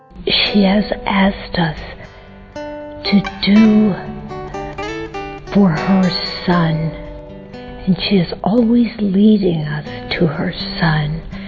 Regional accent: United States; I'm from the United States.

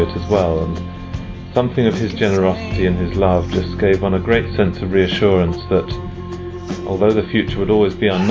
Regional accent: London, United Kingdom; from London in England

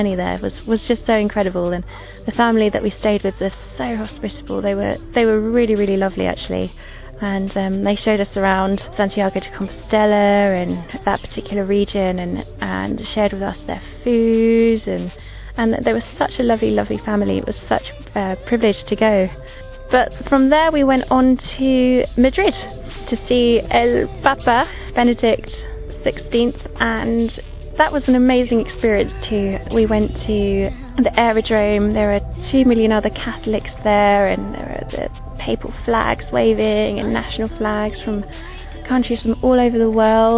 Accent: London, United Kingdom; I'm 27. I'm from London

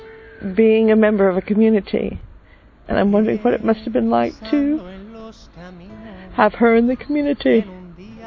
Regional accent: United States; I'm from the United States

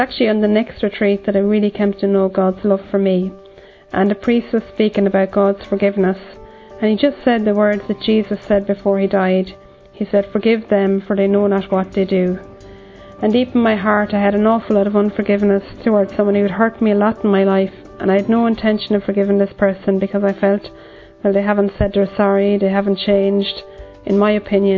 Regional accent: Ireland; I'm from Ireland

